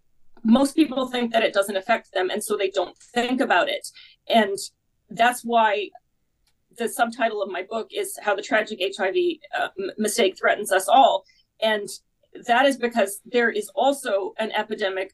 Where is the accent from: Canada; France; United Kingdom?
Canada; I'm Canadian myself